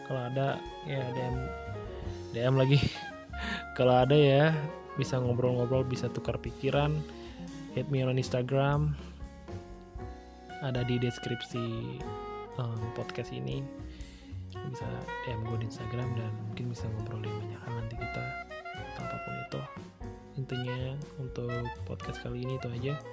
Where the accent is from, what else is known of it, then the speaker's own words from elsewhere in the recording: Bali, Indonesia; gue lakuin di Bali karena memang gue gue udah planning ini bakal gue kerjain saat gue balik pulang kampung